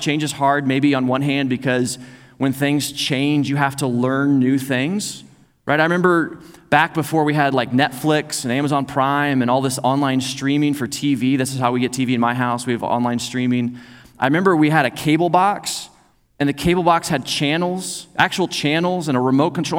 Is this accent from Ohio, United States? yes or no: no; Joplin, Missouri, United States; moved away; also born or lived in Oklahoma; we started contacting folks back in Missouri because I was from Joplin